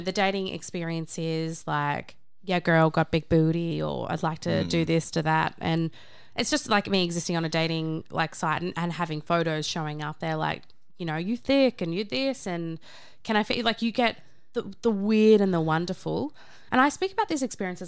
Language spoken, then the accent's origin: English; Australia; from Australia